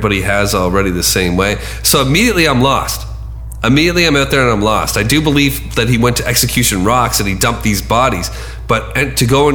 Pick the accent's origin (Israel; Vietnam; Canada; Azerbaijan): Canada; accent: Canadian; my Canadian accent